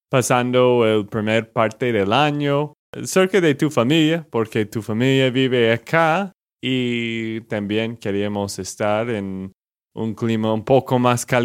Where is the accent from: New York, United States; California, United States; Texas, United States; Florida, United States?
Texas, United States; Spanish is a second language; now in Bucaramanga, Colombia; de Texas, Estados Unidos.